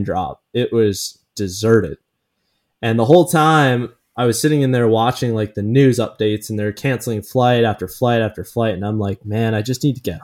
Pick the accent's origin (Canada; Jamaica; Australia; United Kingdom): Canada; now in United States; as a Canadian living in the US